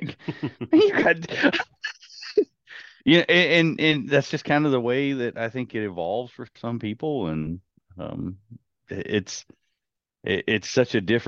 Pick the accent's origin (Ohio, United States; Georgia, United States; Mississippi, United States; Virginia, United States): Virginia, United States; I grew up in Virginia, but it I don't think we had any coyotes around.